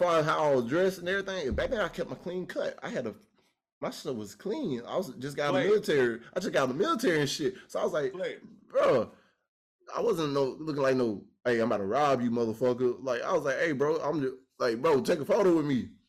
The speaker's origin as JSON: {"language": "English", "town": "Pensacola", "region": "Florida", "country": "United States", "said": "I'm from Pensacola. I don't know you met anybody from Pensacola, but I'm from Pensacola, small little town that got big people coming out of it."}